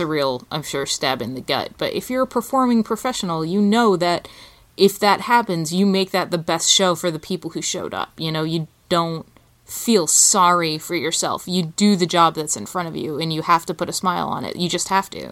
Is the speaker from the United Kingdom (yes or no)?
yes; England, United Kingdom; moved away as an adult; now in United States; I'm British. My father's British. I grew up in England. I didn't live in America until I was an adult